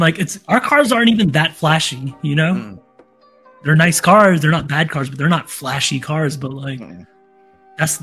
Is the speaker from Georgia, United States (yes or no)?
yes; McRae, Georgia, United States; born or raised there; also born or lived in Toronto